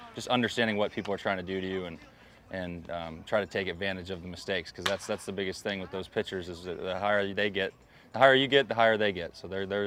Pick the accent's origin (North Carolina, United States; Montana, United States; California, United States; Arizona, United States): Arizona, United States; I grew up in Arizona